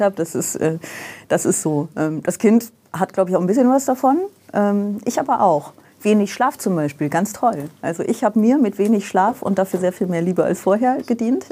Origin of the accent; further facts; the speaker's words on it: Aachen, North Rhine-Westphalia, Germany; moved away as an adult; also born or lived in Vaals, Netherlands / Brussels, Belgium; da bin ich irgendwie gefühlt in Aachen aufgewachsen.